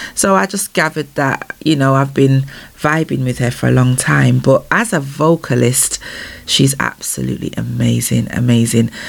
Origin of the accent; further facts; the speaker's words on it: Manchester, North West England, United Kingdom; my hometown of Manchester, UK